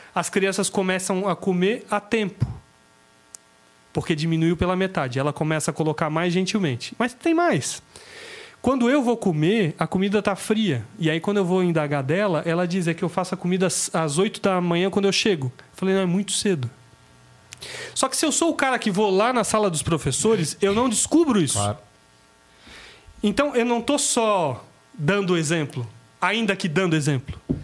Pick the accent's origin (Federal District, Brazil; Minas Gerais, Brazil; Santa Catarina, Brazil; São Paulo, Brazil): Santa Catarina, Brazil; Itajaí; eu sou de Itajaí